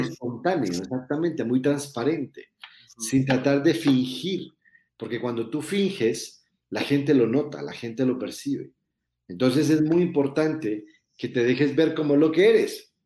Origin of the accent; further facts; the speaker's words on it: Colombia; moved away as an adult; now in Mexico; yo soy colombiano viviendo en México hace muchos años